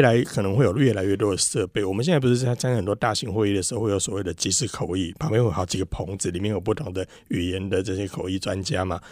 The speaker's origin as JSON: {"language": "Chinese", "country": "Taiwan", "said": "我们台湾还这边国语、台语、客家语什么讲了一大堆"}